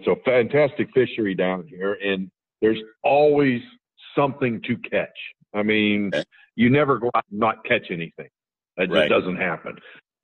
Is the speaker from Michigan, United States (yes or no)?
no; Indiana, Pennsylvania, United States; moved away; I grew up in Western Pennsylvania